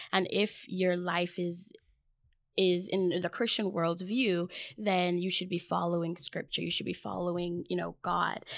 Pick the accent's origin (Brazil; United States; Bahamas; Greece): Bahamas; moved away; I am from the Bahamas.